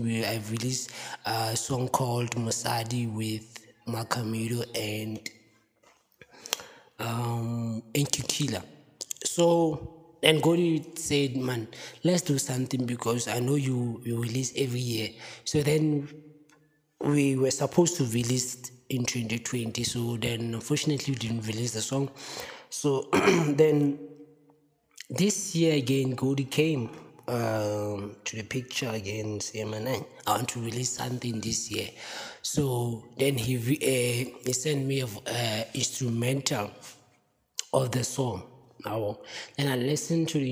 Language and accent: English; Free State, South Africa; So I grew up in Vergeredevlei in a township called Tebong